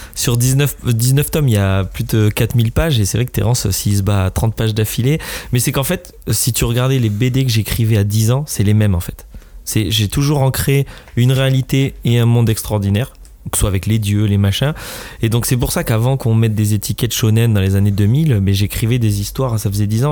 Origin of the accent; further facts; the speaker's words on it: France; Je suis un Français